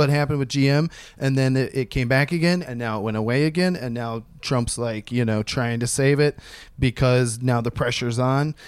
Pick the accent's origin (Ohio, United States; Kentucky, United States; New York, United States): Ohio, United States; Columbus; Columbus, Ohio, my hometown